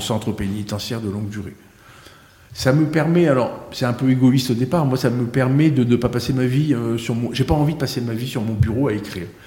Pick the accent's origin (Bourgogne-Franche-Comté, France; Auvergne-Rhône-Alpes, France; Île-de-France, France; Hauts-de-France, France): Hauts-de-France, France; the North; moved away as an adult; also born or lived in Marseille / Saint-Émilion; now in Pau, France; Je suis du Nord parce que ma famille maternelle est originaire du Nord, parce que j'ai vécu 33 ans